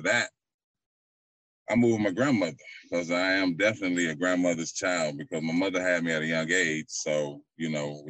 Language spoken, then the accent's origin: English; St. Petersburg, Florida, United States; I'm from St. Pete